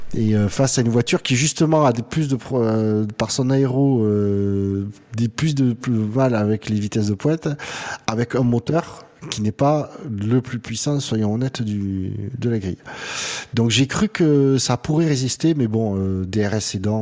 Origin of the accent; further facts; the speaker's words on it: France; en tant que bon français